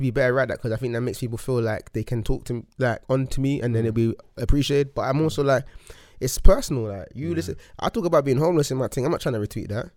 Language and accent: English; London, United Kingdom; I grew up in Hackney, and then I moved around a lot with my mum